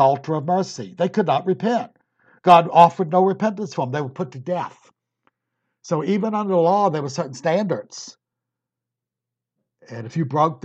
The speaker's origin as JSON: {"language": "English", "region": "Virginia", "country": "United States", "said": "I was Virginia"}